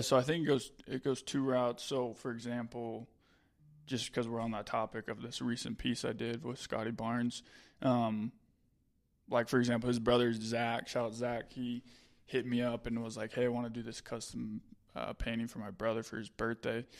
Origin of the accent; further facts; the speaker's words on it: Utah, United States; I'm from Utah